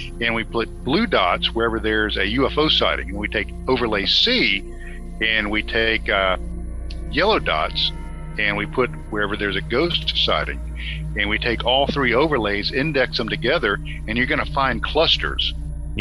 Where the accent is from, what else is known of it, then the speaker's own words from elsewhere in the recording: Norcross, Georgia, United States; I grew up in Gwinnett County, right on the line of DeKalb County, in the Norcross area